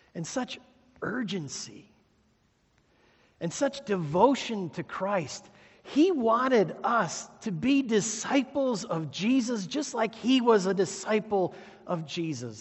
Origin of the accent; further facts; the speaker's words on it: Sheboygan, Wisconsin, United States; Growing up in Sheboygan, my Uncle Jack was a welder.